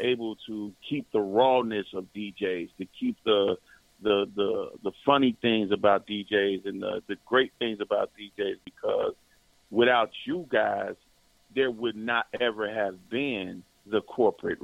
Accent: Cincinnati, Ohio, United States; I'm in Cincinnati. That's where I'm from. I'm from Cincinnati, Ohio

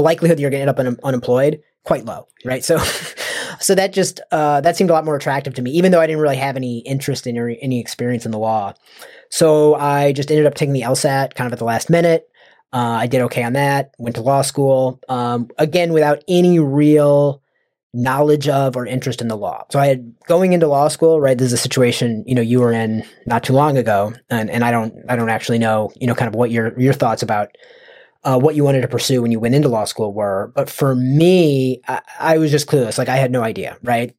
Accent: United States; I'm from the United States

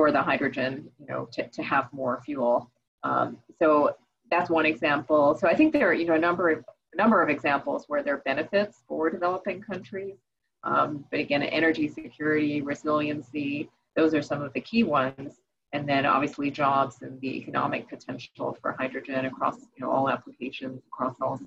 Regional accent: New York, United States; I grew up in New York

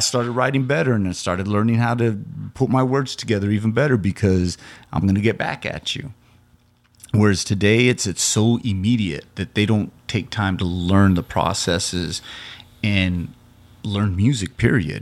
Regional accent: Loving, New Mexico, United States; also born or lived in Carlsbad, New Mexico; So that's what my hometown Loving and Carl's Bad's like. They're ten miles apart.

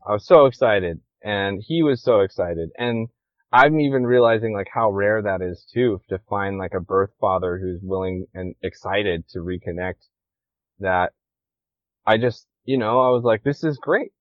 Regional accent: Washington, United States; moved away as an adult; also born or lived in Hawaii; now in Kauai, United States; I just like grew up in Washington

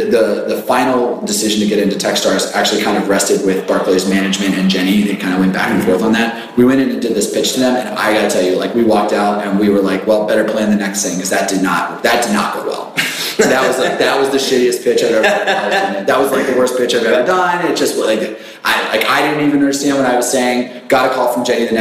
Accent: Richmond, Virginia, United States; I grew up in Richmond.

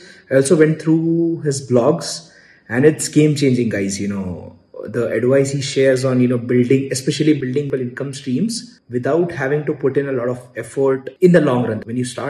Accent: India; I'm from India.

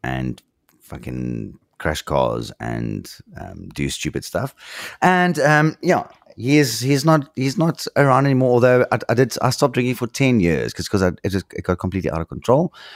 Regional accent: South Africa; as a South African

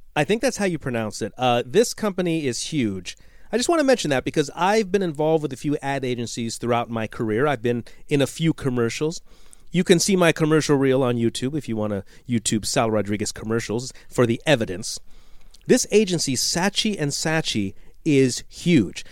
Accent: United States; I'm, I'm an American. Jason and I are Americans

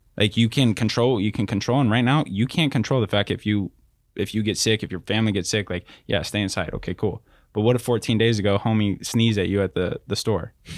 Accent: Riverside, California, United States; also born or lived in North Texas; born and raised in Riverside, California

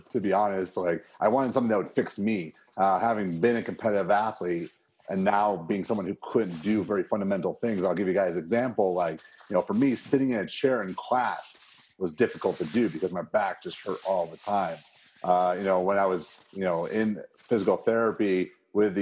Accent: Chicago, Illinois, United States; moved away; also born or lived in Arizona; Growing up in Chicago

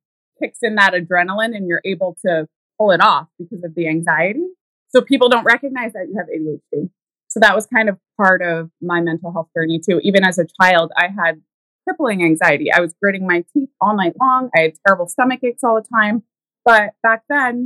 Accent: Pittsfield, New Hampshire, United States; I grew up in a tiny town in New Hampshire called Pittsfield

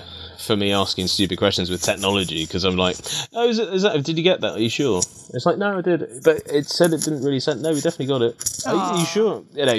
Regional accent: Maida Vale, London, United Kingdom; accent: London accent; My accent, as you sort of mentioned at the beginning, it's sort of been through the mill, so to speak. You know, in terms of, you know, because I used to go to a state school in Maida Vale, mm-hmm. and I used to have quite a London accent.

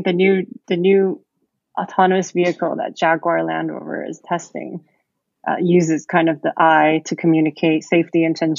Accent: California, United States; also born or lived in Taipei / Singapore; now in London, United Kingdom; So I am from California, but I've grown up, you know, all over the place in Taipei, back in California, and I've lived in Singapore for a few years. And I moved to London to complete my MBA

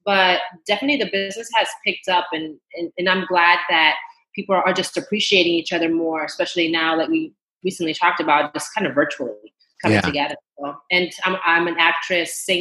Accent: New York, United States; first language Spanish; English is a second language; I was born in New York, but I'm half Panamanian Guatemalan. So pure Latina, Spanish is my first language.

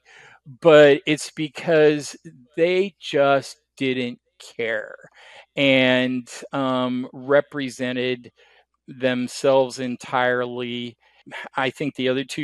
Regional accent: Oregon, United States; moved away as an adult; also born or lived in Kansas / Portland; I'm from Oregon.

